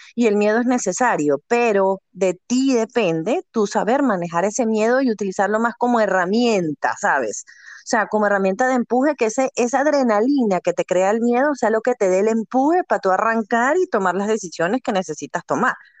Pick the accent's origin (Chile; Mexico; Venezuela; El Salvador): Venezuela; moved away as an adult; now in United States; soy venezolana, mamá de dos niñas, esposa, emprendedora eh, llegué aquí a este país, a Estados Unidos, hace eh, siete, casi ocho años ya.